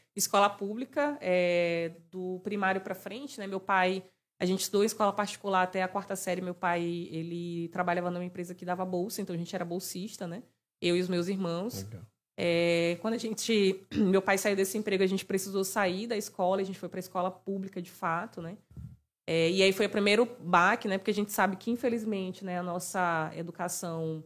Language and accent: Portuguese; Maranhão, Brazil; Maranhão é saliente